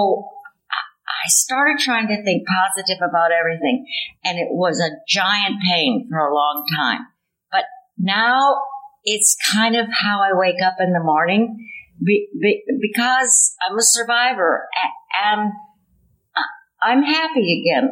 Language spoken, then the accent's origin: English; Chicago, Illinois, United States; moved away; also born or lived in Indiana / Virginia; I was born in Chicago